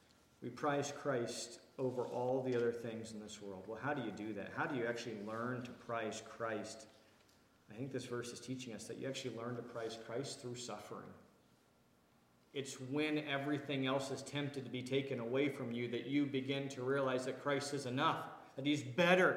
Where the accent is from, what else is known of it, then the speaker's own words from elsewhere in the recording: Washington, District of Columbia, United States; moved away; I come from the Washington, D.C. area where we spend a lot of money on how we look and how we dress